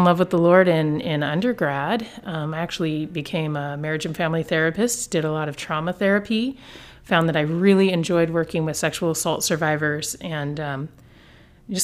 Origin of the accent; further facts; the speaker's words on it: Olympia, Washington, United States; also born or lived in Bellingham, Washington / Salem, Oregon; I was born and raised in the Pacific Northwest, Greater Olympia area